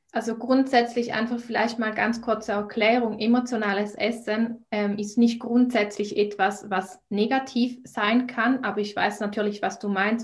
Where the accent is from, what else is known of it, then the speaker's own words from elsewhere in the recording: Switzerland; ich komme aus der Schweiz, wie man vielleicht auch an meiner Sprache hört